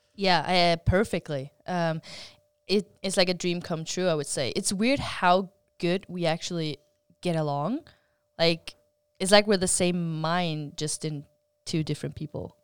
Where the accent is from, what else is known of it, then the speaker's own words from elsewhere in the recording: Faroe Islands; I come from the Faroe Islands